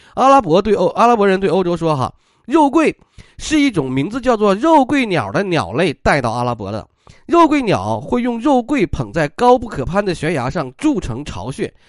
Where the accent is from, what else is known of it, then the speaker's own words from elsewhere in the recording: China; 我们中国人